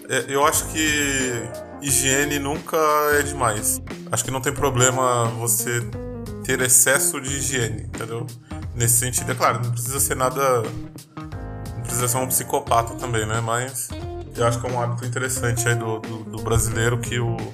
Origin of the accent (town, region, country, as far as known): Brazil